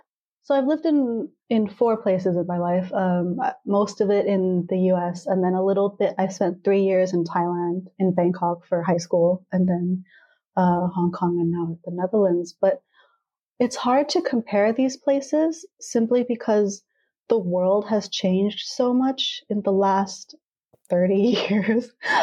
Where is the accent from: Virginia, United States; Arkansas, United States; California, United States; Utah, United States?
California, United States; yeah, like I was born and raised in Southern California, and I guess like I could talk in a California accent